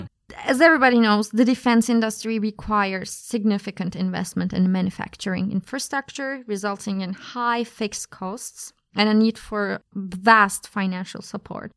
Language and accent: English; Ankara, Turkey; moved away as an adult; also born or lived in Leiden, Netherlands; now in Berlin, Germany; So, I am from Turkey. Uh, I was born and raised in Ankara, the capital